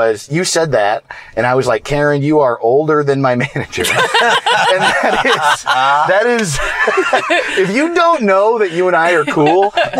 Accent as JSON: {"language": "English", "region": "New York", "country": "United States", "said": "I'm from New York"}